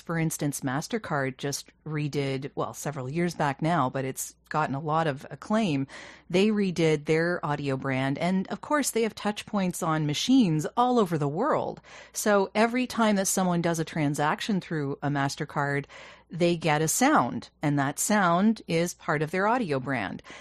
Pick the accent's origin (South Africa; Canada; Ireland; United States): Canada; I'm Canadian